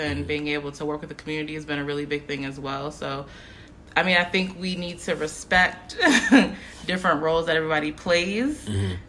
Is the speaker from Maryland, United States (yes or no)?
yes; Upper Marlboro, Maryland, United States; From Upper Marlboro